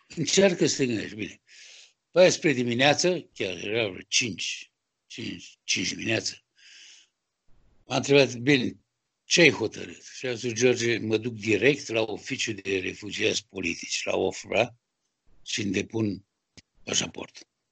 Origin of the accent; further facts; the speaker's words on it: Romania; moved away as an adult; now in France; Sunt din România, eu sunt, sunt sculptor, francez de origine română